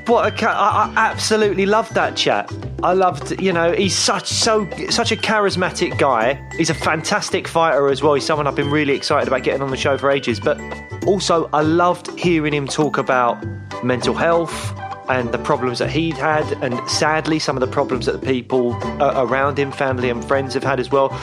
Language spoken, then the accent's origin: English; London, United Kingdom; Peckham, where I grew up